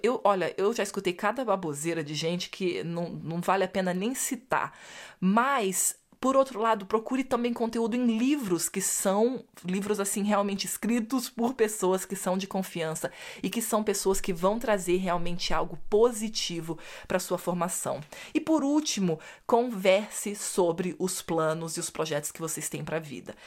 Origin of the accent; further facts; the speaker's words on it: Brazil; eu, como boa brasileira